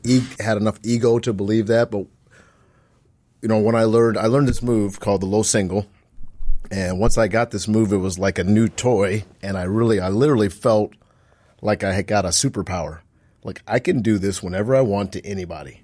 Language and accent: English; Omaha, Nebraska, United States; moved away; also born or lived in Waterloo, Iowa; I grew up in Nebraska, in Omaha